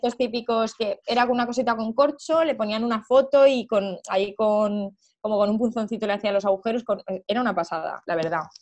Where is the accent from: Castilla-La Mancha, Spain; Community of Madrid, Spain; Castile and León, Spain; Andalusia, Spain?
Castilla-La Mancha, Spain; Cuenca; nosotros somos de Cuenca, mis padres son de Cuenca